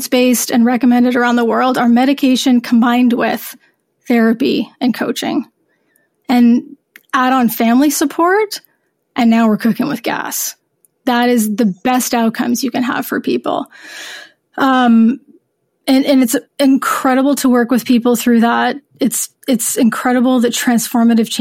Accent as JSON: {"language": "English", "country": "United States", "tie": "born or raised there", "moved": "yes", "said": "I'm horrible at French because I grew up in the States"}